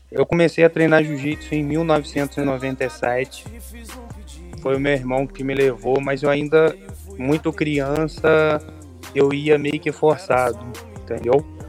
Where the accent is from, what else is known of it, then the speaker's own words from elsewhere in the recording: Campos dos Goytacazes, Rio de Janeiro, Brazil; eu sou de Campos, dos Goitacás, estado do Rio de Janeiro